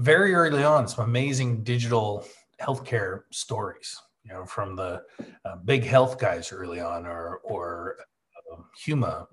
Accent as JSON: {"language": "English", "town": "Calgary", "region": "Alberta", "country": "Canada", "tie": "born or raised there", "moved": "as an adult", "lives_now": "Isle of Man", "said": "we moved the company from Canada, Calgary, my hometown, to the Isle of Man back in 2003. And I've been here ever since."}